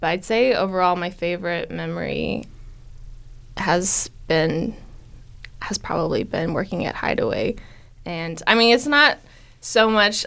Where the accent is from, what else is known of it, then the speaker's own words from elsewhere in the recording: Stillwater, Oklahoma, United States; I was born and raised here in Stillwater